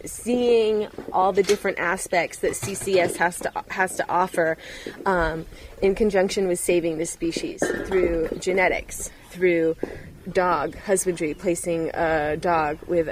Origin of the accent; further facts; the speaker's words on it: Tallahassee, Florida, United States; moved away as an adult; now in Namibia; my hometown, Tallahassee, Florida